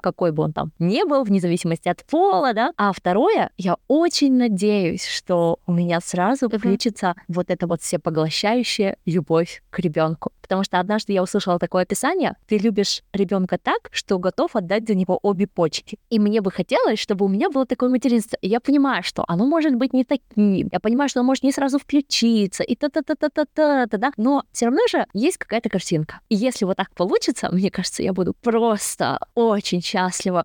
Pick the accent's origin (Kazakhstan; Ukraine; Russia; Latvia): Kazakhstan; я сама уйгурка, но я из Казахстана